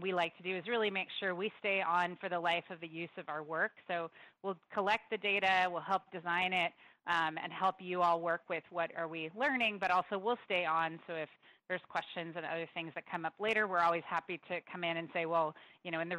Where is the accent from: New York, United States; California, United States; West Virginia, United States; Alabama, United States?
California, United States; Santa Clara County; I grew up in Santa Clara County as well, not in San Jose